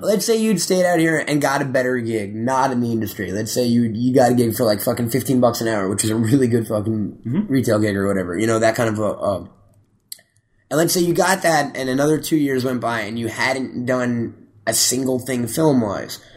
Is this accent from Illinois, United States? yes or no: no; Syosset, New York, United States; I'm from Syosset